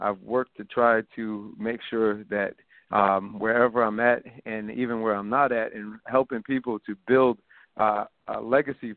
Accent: Rochester, New York, United States; now in Albany, United States; I'm from the middle of the projects in Rochester, New York, and I grew up there in a single parent household.

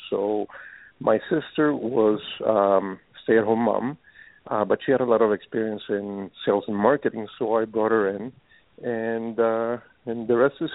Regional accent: Costa Rica; English is a second language; moved away as an adult; now in United States; we grew up in Costa Rica, and uh, you know, in Costa Rica, we uh, we got used to eating a lot of fresh fruits

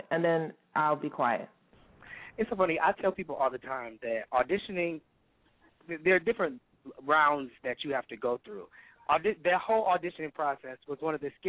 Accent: Detroit, Michigan, United States; now in Washington, D.C., United States; I'm originally from Detroit, but I've been in D.C. for about

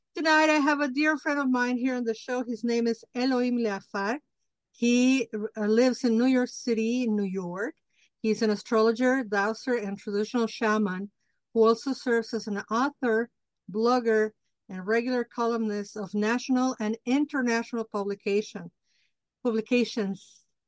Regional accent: Mexico City, Mexico; moved away; I grew up in Mexico City, but it's like very influenced by United States and the culture.

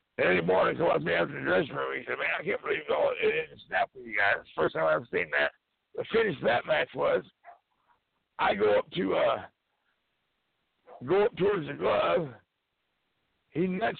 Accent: Claremore, Oklahoma, United States; I was born and raised in Claremore

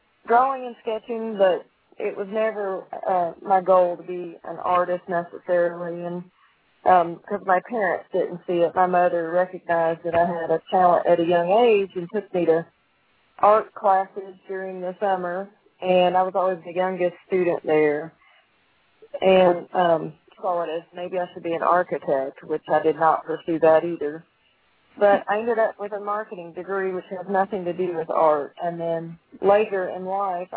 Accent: Huntsville, Alabama, United States; now in Tennessee, United States; I was born and raised in Huntsville, Alabama, on a farm

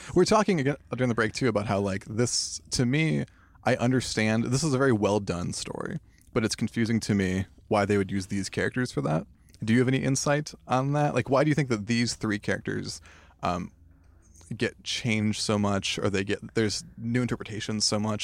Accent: United States; now in Los Angeles, United States; as a Chicano guy, I feel like I'm being told that I'm half of something all the time. Like, I'm half Mexican, I'm half Irish, I'm, like, half an American guy.

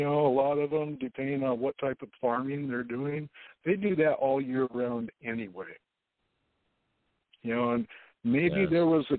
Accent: Modesto, California, United States; I was born here in Modesto, and I'm in my 60s.

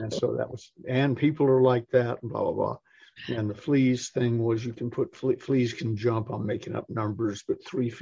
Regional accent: Atlanta, Georgia, United States; also born or lived in Massachusetts / California; I was born in Massachusetts, spent part of my life in California, and then sort of grew up in Atlanta

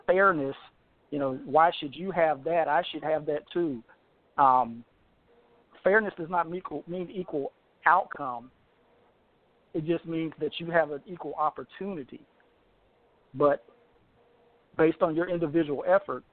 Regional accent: Deep South, United States; I was born in the Deep South

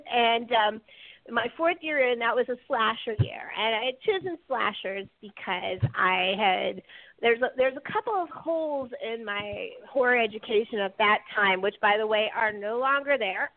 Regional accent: California, United States; now in New Jersey, United States; I'm coming at it as a Californian.

